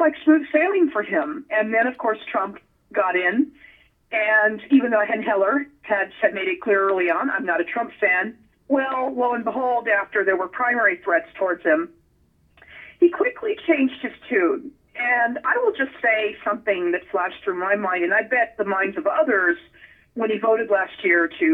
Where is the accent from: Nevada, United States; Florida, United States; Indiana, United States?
Nevada, United States; been born and raised there